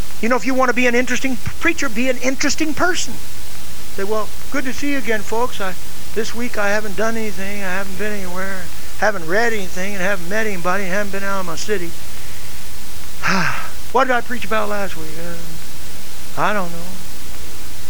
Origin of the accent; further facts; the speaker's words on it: United States; I'm an American